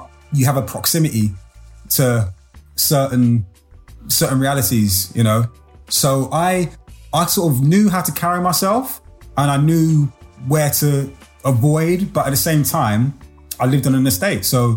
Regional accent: London, United Kingdom; I grew up in Brixton

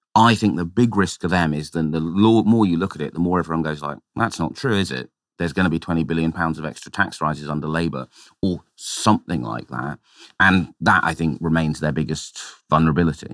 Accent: London, United Kingdom; my hometown of Tower Hamlets

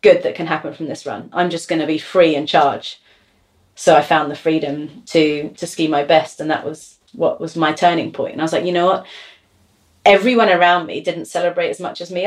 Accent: London, United Kingdom; I'm from London

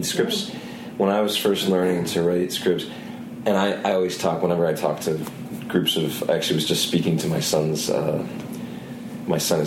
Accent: Cleveland, Ohio, United States; moved away as an adult; I'm from the Cleveland area originally

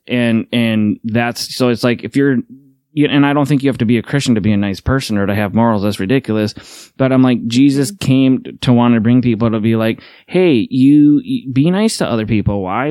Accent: Midwest, United States; Midwesterners, we just don't leave

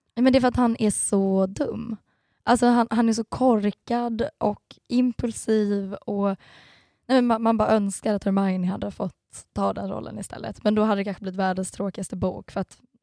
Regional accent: Stockholm, Stockholm County, Sweden; moved away as an adult; also born or lived in Gothenburg / London; now in Malmö, Sweden; Jag är egentligen stockholmare men har bott i Göteborg i fem år och sen i London ett halvår

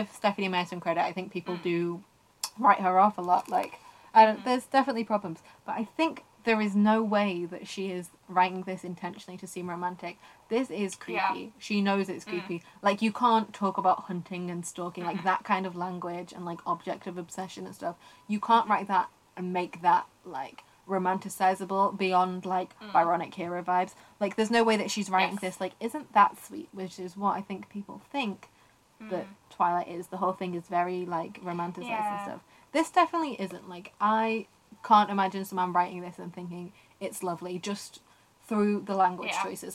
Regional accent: United Kingdom; you'll know that we're British, and you can probably tell that from our voices

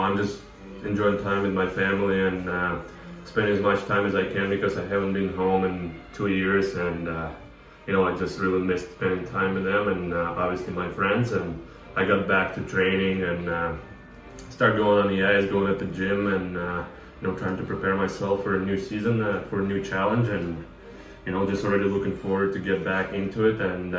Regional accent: Russia; moved away as an adult; you know, it's just another day in Russia, and I'm having a Russian traditional soup.

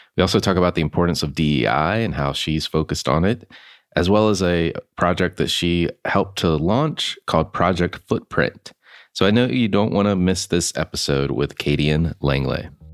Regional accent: Concord, North Carolina, United States; I grew up in Concord, North Carolina

